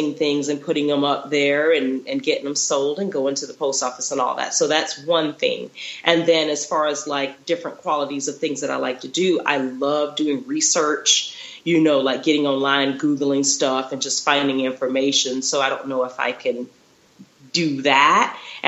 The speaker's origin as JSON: {"language": "English", "region": "Florida", "country": "United States", "also_born_or_lived": "Texas", "lives_now": "Utah, United States", "said": "I'm originally from Florida, so majority of my career was there. And then I lived in Texas for a little bit, and now I'm in Utah."}